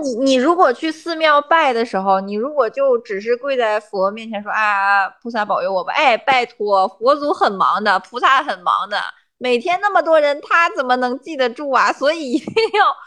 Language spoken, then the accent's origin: Chinese; China; 我们中国人